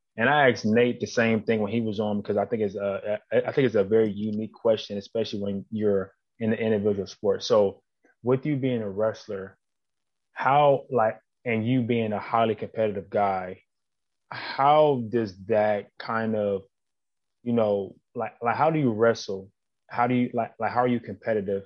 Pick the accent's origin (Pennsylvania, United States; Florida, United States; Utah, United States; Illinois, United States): Pennsylvania, United States; Plum; I'm from Plum as well